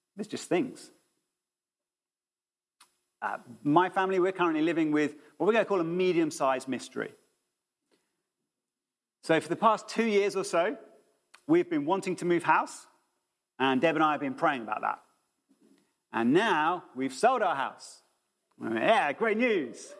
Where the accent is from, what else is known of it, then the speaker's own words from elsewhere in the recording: United Kingdom; we're being British